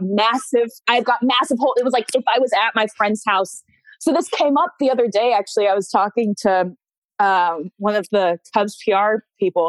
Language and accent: English; West Coast, Washington, United States; moved away; I grew up on the West Coast